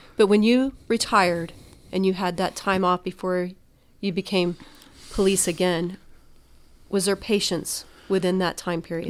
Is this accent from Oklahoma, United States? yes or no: yes; Oklahoma, United States; I'm from Oklahoma